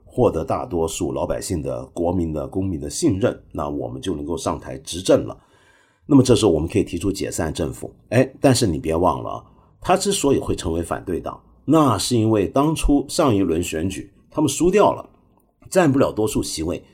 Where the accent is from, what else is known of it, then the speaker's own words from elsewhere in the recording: Hong Kong; 我身为一个香港人，在香港，我一个礼拜起码吃四五顿这个底头饭呢